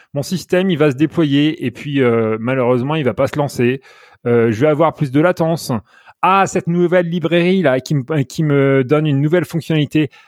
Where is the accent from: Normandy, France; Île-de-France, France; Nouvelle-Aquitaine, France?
Normandy, France; moved away as an adult; also born or lived in Paris, France / Netherlands; now in United States; je suis originaire de Normandie.